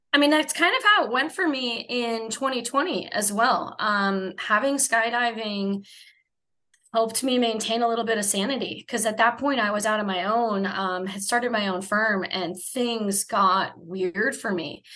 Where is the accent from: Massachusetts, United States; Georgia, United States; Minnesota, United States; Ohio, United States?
Minnesota, United States; moved away as an adult; also born or lived in San Diego, California; now in Menifee, United States; not originally Southern California. I claim to be from Minnesota, uh, but I've been in California for 19 years